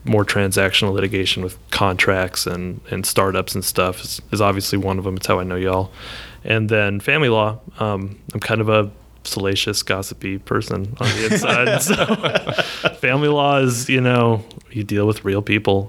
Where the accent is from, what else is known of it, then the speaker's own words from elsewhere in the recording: Miles City, Montana, United States; also born or lived in Austin, Texas; now in Texas, United States; I grew up in a little town in eastern Montana called Miles City